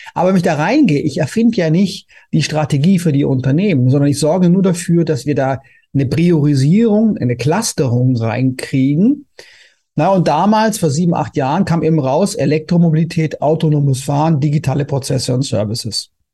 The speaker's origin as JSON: {"language": "German", "town": "Konstanz", "region": "Baden-Württemberg", "country": "Germany", "also_born_or_lived": "Vienna", "moved": "yes", "lives_now": "Berlin, Germany", "said": "ich komme ja ursprünglich ja aus Konstanz"}